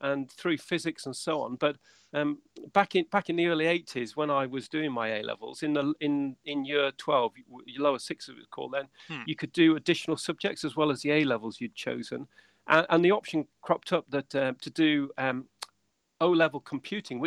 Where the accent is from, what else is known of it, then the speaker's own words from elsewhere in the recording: Windermere, North West England, United Kingdom; moved away as an adult; also born or lived in Salford; I'm actually from Windermere in the Lake District. That's where I'm from.